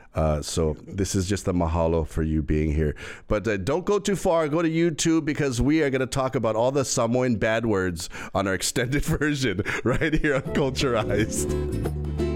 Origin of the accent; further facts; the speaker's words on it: Hawaii, United States; I'm Hawaiian